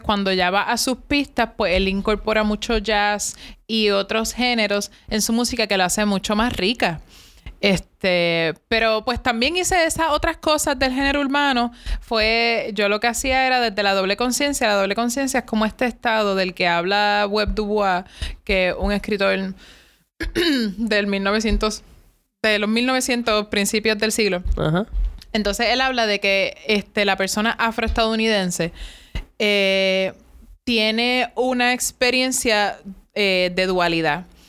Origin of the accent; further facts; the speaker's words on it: Cabo Rojo, Puerto Rico; yo soy de Cabo Rojo